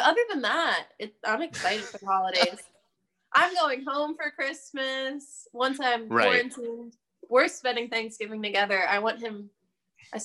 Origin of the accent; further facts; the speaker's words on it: Levittown, Pennsylvania, United States; now in Nashville, United States; I grew up in Pennsylvania in a little town called Levittown, super blue collar